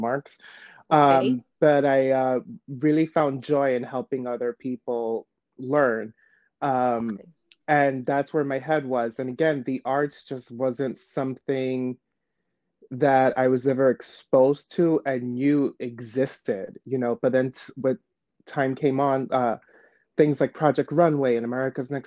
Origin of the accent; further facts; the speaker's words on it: New York City, New York, United States; also born or lived in Shanghai; I was born and raised in New York